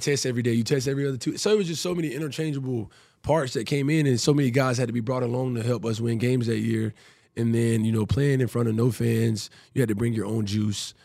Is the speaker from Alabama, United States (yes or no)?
yes; Prattville, Alabama, United States; moved away as an adult; also born or lived in Tampa; now in Houston, United States; growing up in, in Prattville and Montgomery's right there